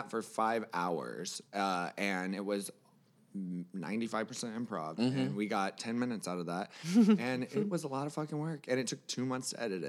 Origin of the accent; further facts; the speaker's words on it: Florida, United States; I'm from Florida